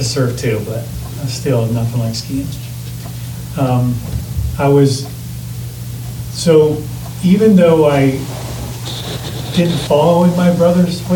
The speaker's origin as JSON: {"language": "English", "town": "Modesto", "region": "California", "country": "United States", "tie": "born or raised there", "said": "When I was 12, I grew up in Modesto, California"}